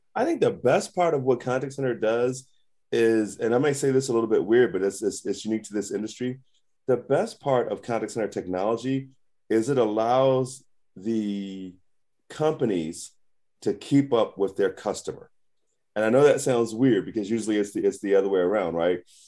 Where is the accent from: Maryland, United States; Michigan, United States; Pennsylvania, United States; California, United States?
Pennsylvania, United States; Philadelphia; I'm, I'm from Philly. I'm, I'm from the hood